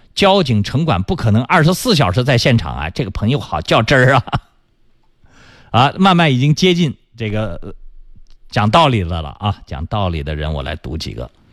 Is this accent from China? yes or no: yes; China; 这是我们中国人长期以往的这个心理习惯。